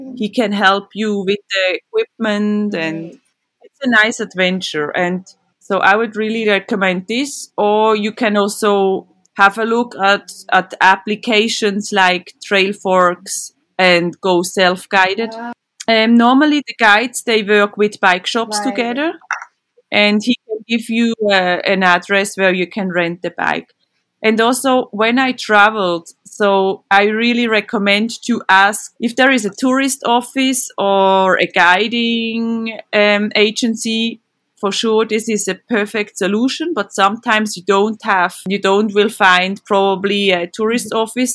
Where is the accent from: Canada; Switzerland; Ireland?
Switzerland; I'm from Switzerland. I grew up in this beautiful country